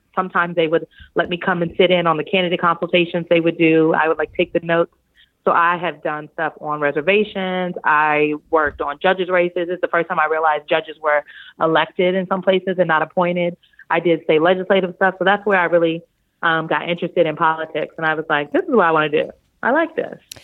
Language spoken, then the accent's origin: English; Omaha, Nebraska, United States; I'm from Omaha, Nebraska